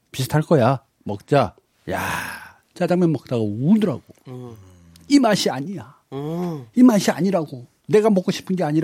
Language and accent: Korean; Namdo, South Korea; 저도 남도 쪽이라서